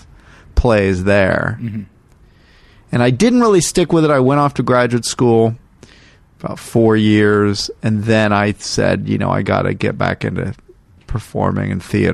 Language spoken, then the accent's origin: English; Ohio, United States; moved away as an adult; also born or lived in Bloomington / Chicago; I grew up in Ohio till I was 21